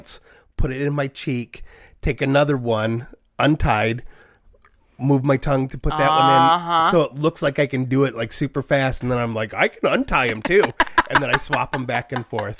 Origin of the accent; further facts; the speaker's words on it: Troy, Michigan, United States; I'm from Troy, the city of tomorrow today